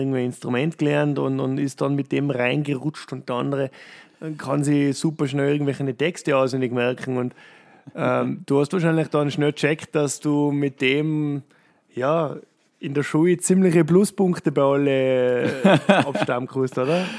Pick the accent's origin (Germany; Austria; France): Austria; Tyrol; Bei uns in Tirol